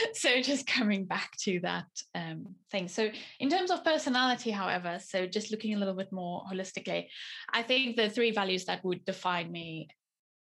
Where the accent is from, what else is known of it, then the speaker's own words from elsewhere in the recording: South Africa; moved away as an adult; now in Teesside, United Kingdom; I was born in South African nationality